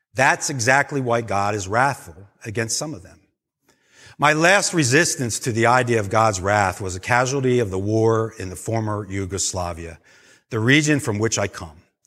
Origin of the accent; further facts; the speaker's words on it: United States; as American Christians